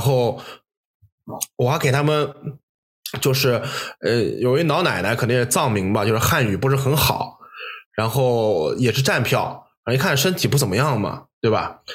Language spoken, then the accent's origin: Chinese; Jiangsu, China; moved away as an adult; now in Germany; 像我们这种在九十年代在江苏长大的特别大城市，生活条件优越